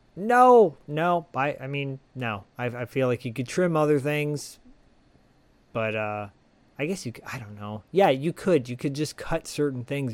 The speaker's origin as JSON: {"language": "English", "area": "Bay Area", "region": "California", "country": "United States", "tie": "born or raised there", "said": "growing up in the Bay Area"}